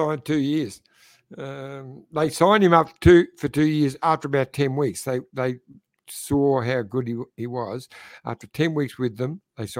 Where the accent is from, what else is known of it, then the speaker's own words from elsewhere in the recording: Australia; tell him I'm from Australia